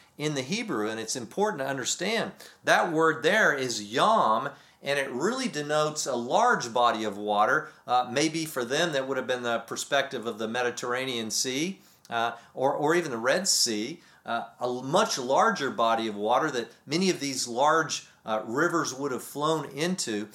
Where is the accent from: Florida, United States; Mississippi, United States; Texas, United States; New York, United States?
Texas, United States; moved away; growing up in Texas and being back there